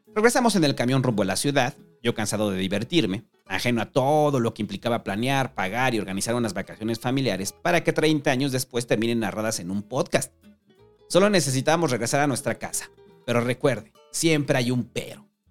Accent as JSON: {"language": "Spanish", "region": "Mexico City", "country": "Mexico", "tie": "born or raised there", "said": "somos los habitantes de la Ciudad de México"}